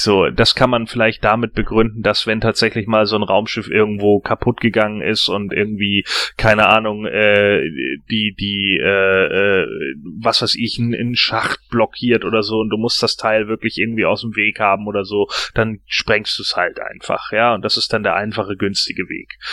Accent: Germany; bei uns in Deutschland

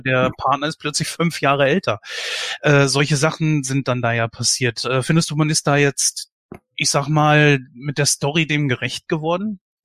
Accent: Germany; bei uns in Deutschland

